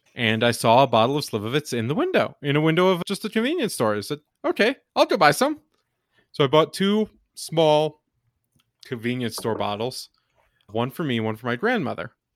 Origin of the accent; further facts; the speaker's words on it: Texas, United States; moved away; also born or lived in Michigan; I grew up in Texas